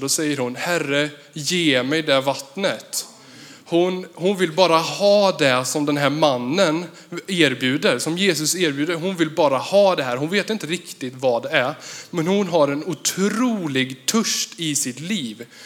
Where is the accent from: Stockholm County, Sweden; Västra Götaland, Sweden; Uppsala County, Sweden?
Västra Götaland, Sweden; Vartofta/Värsås; jag kommer ifrån Versås. det ligger ehm, 15-17 kilometer mot Jo.